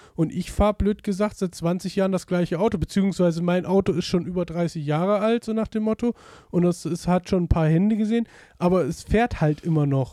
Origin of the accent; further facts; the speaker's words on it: Germany; wir als Deutsche